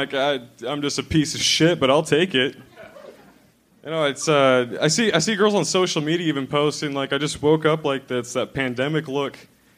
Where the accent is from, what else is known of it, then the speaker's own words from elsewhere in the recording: Washington, United States; I'm from Washington, Eastern Washington, yeah.